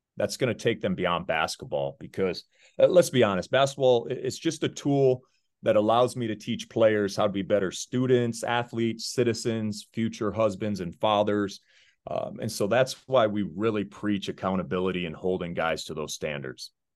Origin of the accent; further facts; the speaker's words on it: Deckerville, Michigan, United States; moved away as an adult; also born or lived in Virginia / Arizona; I was born in Virginia, but I grew up in a small town, Deckerville, Michigan